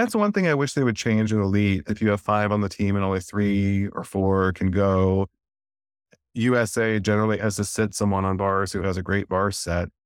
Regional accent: North Alabama, United States; I grew up in North Alabama

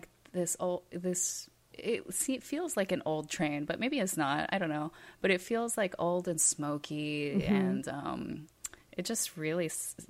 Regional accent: Hawaii, United States; moved away; we're from Hawaii.

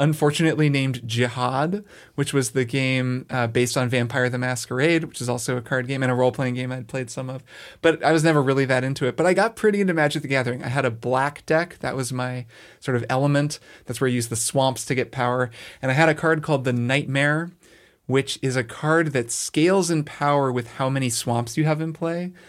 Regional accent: Bloomington, Indiana, United States; I grew up in Bloomington, Indiana

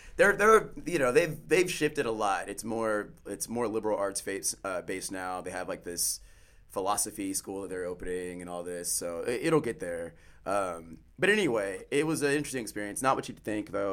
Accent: Pearland, Texas, United States; also born or lived in Houston, Texas; I was born here in Texas, uh, in Houston. Grew up in Pearland, which is a suburb mm. of Houston

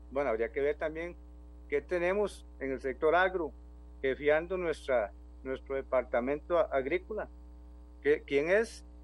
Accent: Pérez Zeledón, San José, Costa Rica; Aquí, yo soy de Pérez Heredón, nuestra organización es de Pérez Heredón

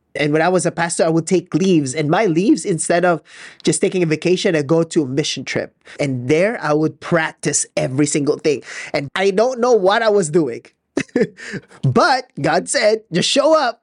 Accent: Philippines; I'm so Filipino, I haven't seen snow in my life

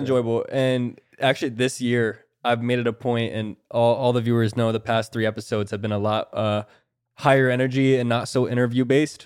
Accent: Florida, United States; I'm from Florida

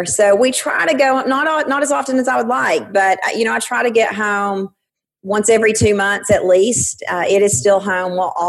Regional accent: Sweetwater, Tennessee, United States; I am originally from Sweetwater, Tennessee. There is really a place called Sweetwater, Tennessee. A tiny little town just south of Knoxville.

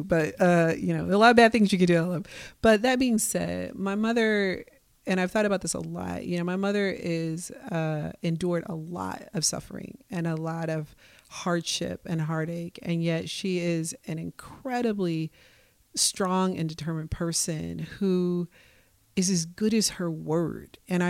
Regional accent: Midwest, United States; now in Portland, United States; I came from Midwestern nice. You know, I understand that BS. I came from, like I said, a predominantly working class place. So, you know, there's a lot about Portland that I understood better

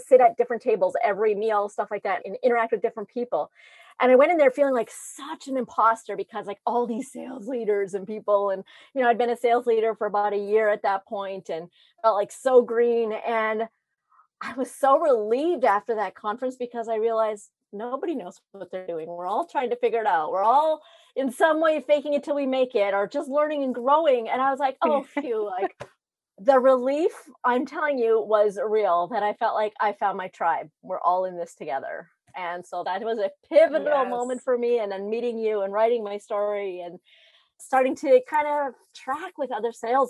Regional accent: Northern Ontario, Canada; I grew up in a very small remote town in Northern Ontario. I am Canadian

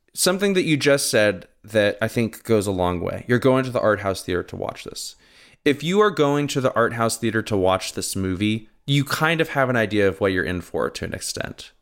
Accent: Southern California, United States; growing up in Southern California

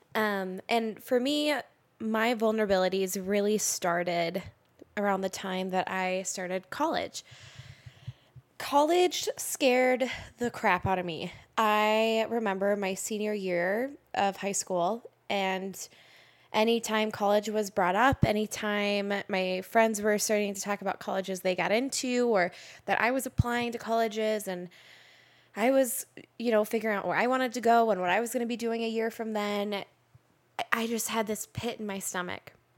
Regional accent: Roseville, Minnesota, United States; I was born and raised in Roseville, went to Roseville High School.

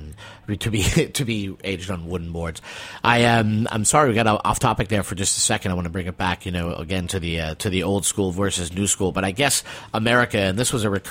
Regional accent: New England, United States; I'm a New Englander too

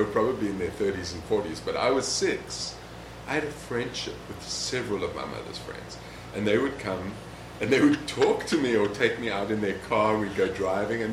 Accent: South Africa; moved away; I came from South Africa

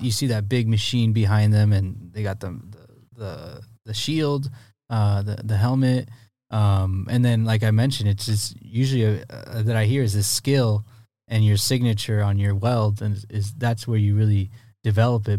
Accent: Poway, California, United States; I grew up right there in Poway

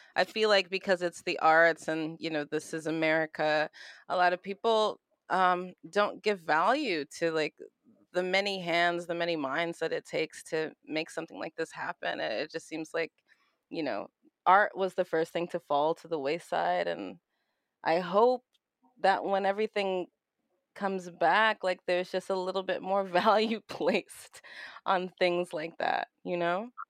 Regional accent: New York City, New York, United States; moved away as an adult; now in Los Angeles, United States; Grew up Brooklyn, New York

